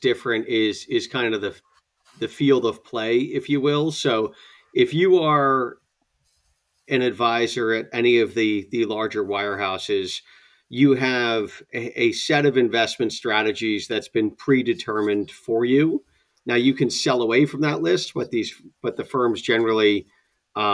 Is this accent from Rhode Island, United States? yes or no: yes; Rhode Island, United States; moved away; also born or lived in upstate New York / Boston area; I grew up in Rhode Island